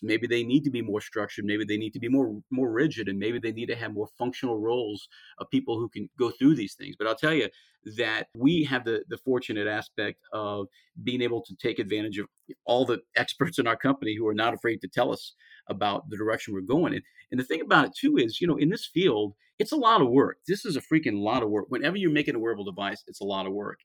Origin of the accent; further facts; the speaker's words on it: about 50 miles southwest of New Orleans, Louisiana, United States; I'm from I'm about 50 miles southwest of New Orleans, where I'm from